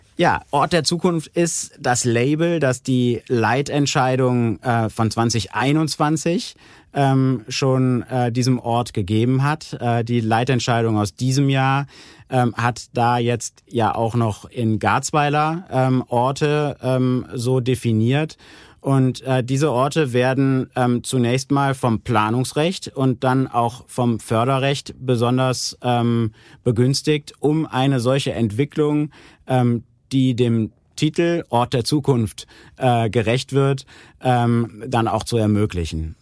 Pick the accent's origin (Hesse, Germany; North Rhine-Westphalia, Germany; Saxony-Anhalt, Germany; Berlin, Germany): North Rhine-Westphalia, Germany; Aachen; als Aachener